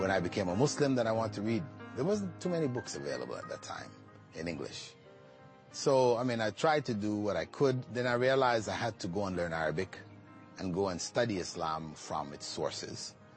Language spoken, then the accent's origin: English; Toronto, Ontario, Canada; moved away as an adult; also born or lived in Jamaica / Malaysia; now in Qatar; I grew up in Jamaica until I was about seven. Then my family migrated to Toronto, Canada